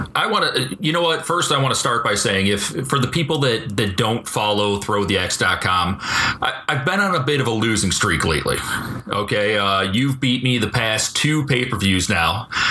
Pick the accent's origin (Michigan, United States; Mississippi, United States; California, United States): Michigan, United States; Detroit; I'm from Detroit, born and raised